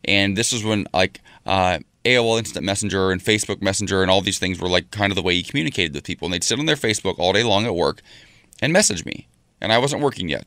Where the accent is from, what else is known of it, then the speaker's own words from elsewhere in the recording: Ohio, United States; moved away; my home state of Ohio.